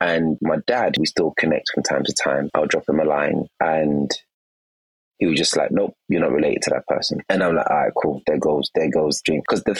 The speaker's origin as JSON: {"language": "English", "region": "England", "country": "United Kingdom", "tie": "born or raised there", "also_born_or_lived": "Nigeria", "said": "because I wasn't born in England, I was born in Nigeria. I arrived in England around 8 and 9."}